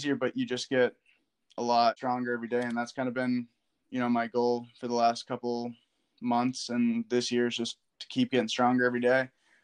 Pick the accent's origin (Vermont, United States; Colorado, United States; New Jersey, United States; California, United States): Vermont, United States; Woodstock; I'm from Woodstock, Vermont, even though I went to Hartford